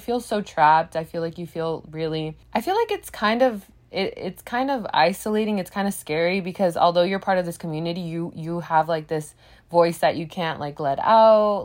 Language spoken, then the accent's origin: English; United States; I was raised in America